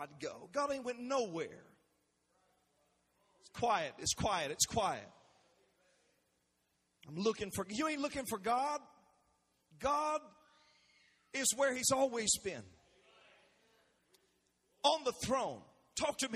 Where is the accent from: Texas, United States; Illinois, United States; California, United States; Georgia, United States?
Georgia, United States; South; growing up in South Georgia, down in the country on dirt roads